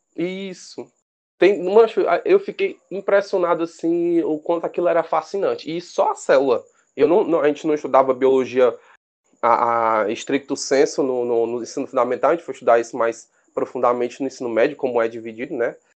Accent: Fortaleza, Ceará, Brazil; nascido e criado aqui em Fortaleza, no Ceará

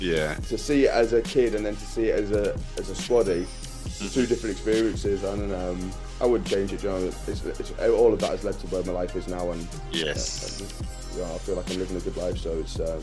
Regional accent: Germany; also born or lived in Teesside, England; I'm originally from Teesside, but my dad was a military. I was in the military, so I never actually really grew up there. I spent most of my time in Germany.

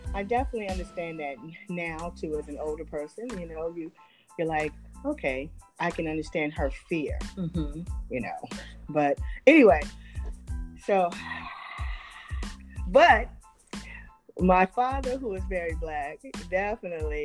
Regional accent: Oakland, California, United States; I grew up in Oakland too.

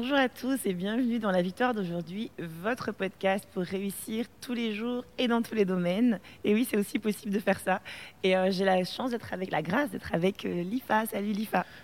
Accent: Belgium; also born or lived in Martinique; On a vécu euh, en, Martinique pendant deux ans, mhm. et puis ça a été le temps de retourner chez nous en Belgique

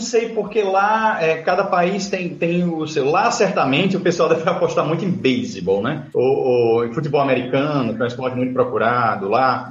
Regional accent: Natal, Rio Grande do Norte, Brazil; Eu sou de Natal, Rio Grande do Norte

